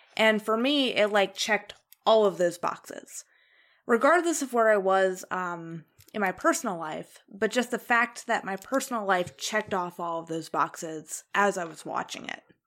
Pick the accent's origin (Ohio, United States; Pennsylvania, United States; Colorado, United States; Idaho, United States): Ohio, United States; moved away; also born or lived in Indiana; in Indiana, which is where I lived, but I was originally from Ohio